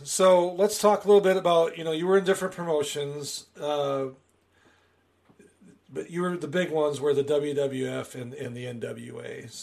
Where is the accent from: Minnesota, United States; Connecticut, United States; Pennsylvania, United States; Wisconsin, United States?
Wisconsin, United States; also born or lived in Kansas City, Missouri; now in Springfield, United States; I'm from Wisconsin.